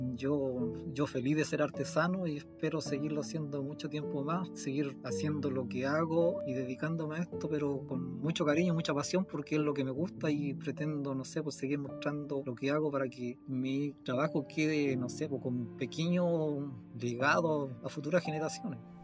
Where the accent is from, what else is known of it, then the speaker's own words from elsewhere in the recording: Combarbalá, Coquimbo, Chile; soy de Combarbalá